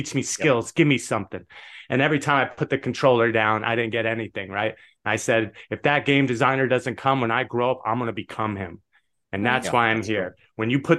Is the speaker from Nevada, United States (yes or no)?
yes; Las Vegas, Nevada, United States; And we grew up in Vegas. My mom was a blackjack dealer. My dad was a craps dealer.